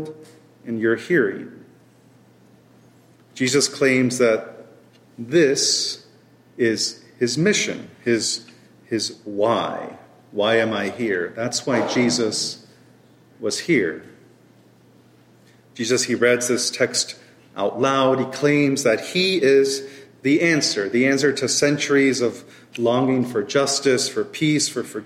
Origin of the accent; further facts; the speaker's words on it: Oklahoma City, Oklahoma, United States; moved away as an adult; also born or lived in Grand Rapids, Michigan / Fort Worth, Texas; So I'm from Oklahoma. So I was born and raised in Oklahoma City, and I was there through high school.